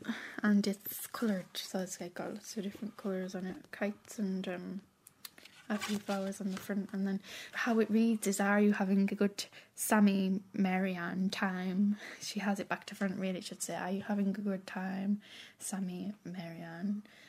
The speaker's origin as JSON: {"language": "English", "town": "Carlisle", "region": "North West England", "country": "United Kingdom", "tie": "born or raised there", "also_born_or_lived": "Dublin", "said": "I live in Carlisle in England, but I'm from Dublin. But I've been there since I was 3 now, so..."}